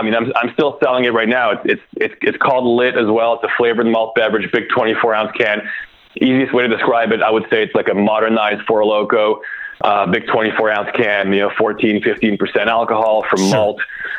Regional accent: Canada; now in United States; I'm actually from Canada.

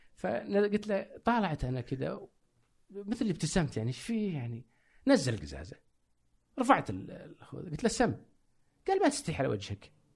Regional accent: Saudi Arabia; كسعودي كعربي

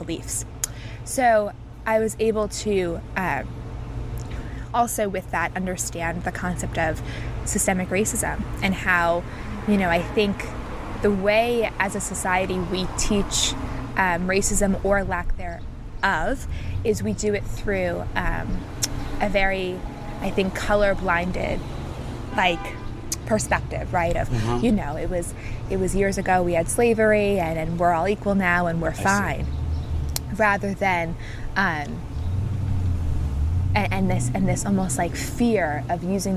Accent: New York, United States; I'm from New York

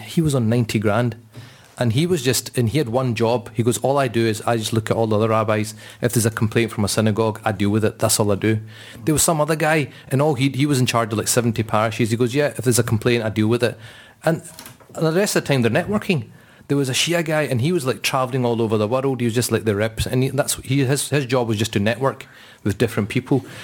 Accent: Scotland, United Kingdom; we're quite proud that we're Scottish and we, we kind of live in this place

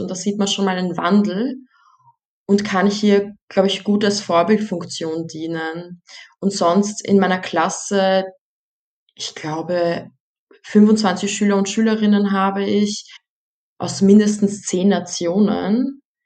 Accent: Vienna, Austria; meine Familie kommt aus Bosnien, ich selbst bin als Erste in Wien geboren und hier groß geworden.

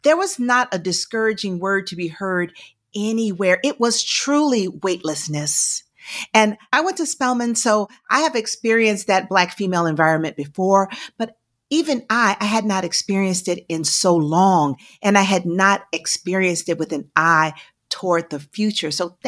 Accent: Georgia, United States; Even though I'm from Georgia, I'm going to get bold and say IHOP for sure.

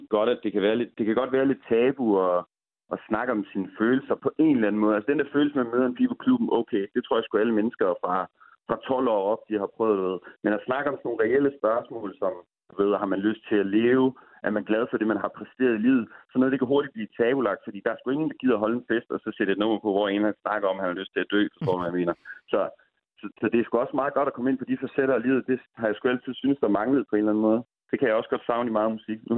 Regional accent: Aalborg, North Denmark Region, Denmark; jeg er ingen fucking dansk, jeg er fucking Aalborgenser.

